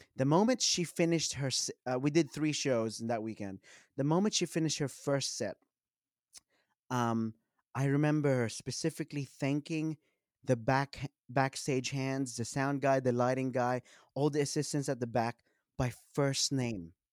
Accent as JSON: {"language": "English", "town": "Sydney", "region": "New South Wales", "country": "Australia", "tie": "born or raised there", "said": "I grew up in Western Sydney"}